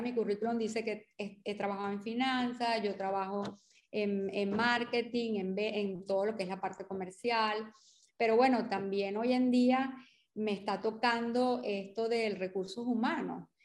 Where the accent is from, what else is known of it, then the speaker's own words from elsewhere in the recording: Portuguesa, Venezuela; also born or lived in Carabobo; vivimos en el Estado portuguesa o nacimos en el Estado portuguesa